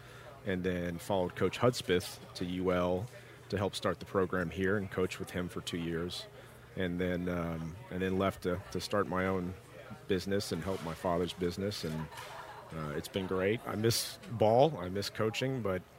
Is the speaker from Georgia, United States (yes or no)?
yes; Atlanta, Georgia, United States; Atlanta, Georgia.